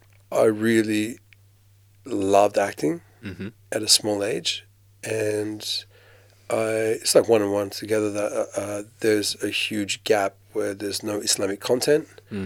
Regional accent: Australia; there's not that many Muslims where I grew up in Australia. I was the only Muslim in my school, basically. Me and my brothers were the only Muslims in our school.

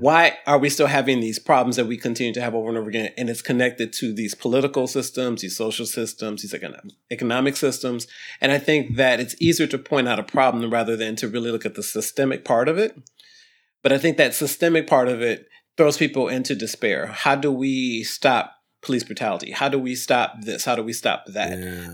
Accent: Toledo, Ohio, United States; we were poor kids growing up in Ohio

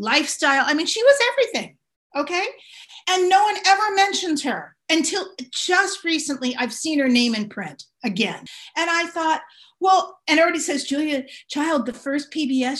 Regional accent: California, United States; I grew up in California my entire life

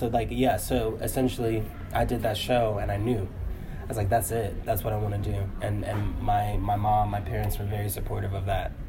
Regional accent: Chicago, Illinois, United States; I have an uncle here. I'm from Chicago.

